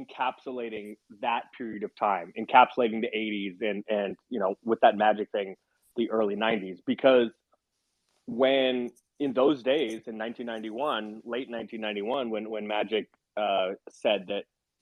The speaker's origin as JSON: {"language": "English", "town": "San Francisco", "region": "California", "country": "United States", "tie": "born or raised there", "said": "I grew up a Warriors fan. I grew up in San Francisco, but I was a huge NBA fan"}